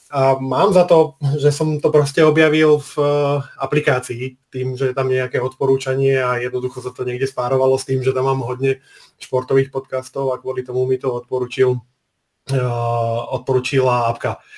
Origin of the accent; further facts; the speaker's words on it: Martin, Žilina Region, Slovakia; Tým, že som Martinčan, tak eh, ešte v mojom detstve ten hokej v Martine bol trošku úspešnejší, ako je tomu v súčasnosti